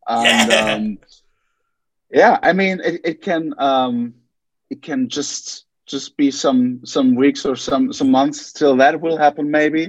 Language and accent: English; Essen, North Rhine-Westphalia, Germany; English is a second language; We're from Germany, from a small town in Essen, and we feel very flattered to be on the big screen now